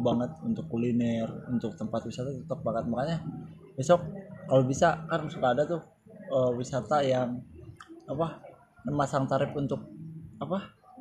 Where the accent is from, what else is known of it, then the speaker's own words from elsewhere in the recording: West Java, Indonesia; kita kan orang Sunda